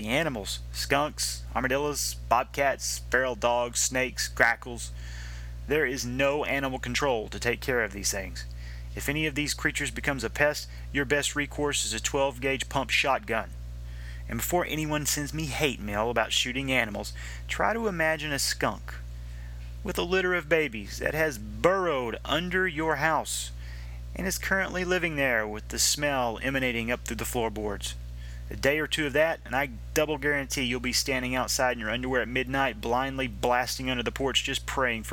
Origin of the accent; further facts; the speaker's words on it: Golson, Texas, United States; moved away as an adult; I was born and raised in Golson, Texas